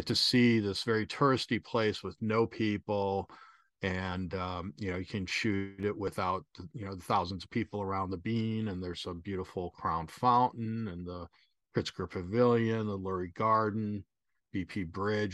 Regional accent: Chicago, Illinois, United States; moved away; also born or lived in Mexico City / Southern California; I'm, uh, originally from Chicago

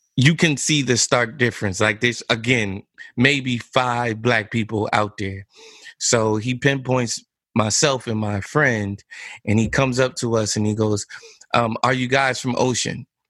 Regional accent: Neptune, New Jersey, United States; I grew up in Neptune

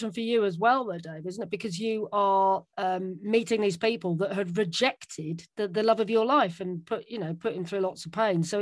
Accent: Newcastle upon Tyne, North East England, United Kingdom; born or raised there; accent: Geordie; moved away as an adult; also born or lived in Liverpool

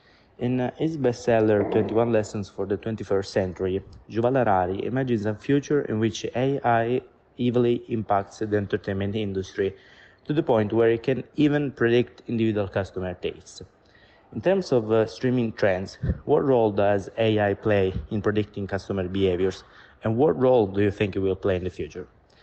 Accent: Sicily, Italy; now in Milan, Italy; I'm from Sicily, but currently living in Milan

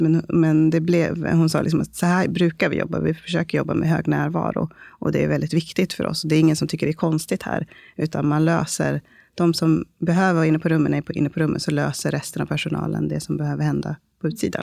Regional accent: Uppsala, Uppsala County, Sweden; moved away as an adult; also born or lived in Stockholm; now in Malmö, Sweden; jag är en dola och barnmorska eh, från Malmö, eller ursprungligen från Uppsala

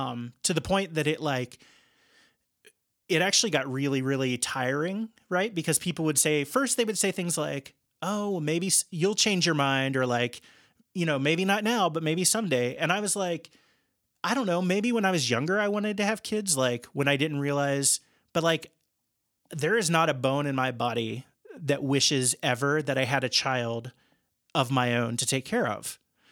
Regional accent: Midwest, United States; And I think some of that's driven by, like, growing up in the Midwest and being sort of planted

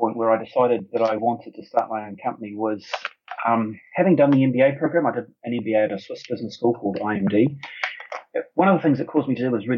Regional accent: New Zealand; moved away as an adult; now in United Kingdom; I grew up in New Zealand, so I feel very much like my roots are in New Zealand

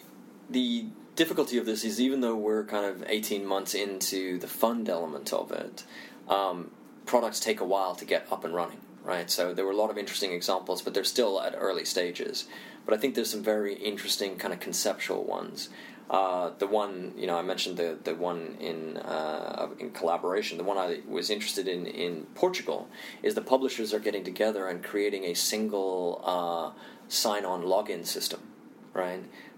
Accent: India; also born or lived in Indonesia; And if I had to generalize, and you know, I'm Indian, I also grew up in Indonesia, so if I look at Asia, for example, Asia is really interesting to me for a number of reasons.

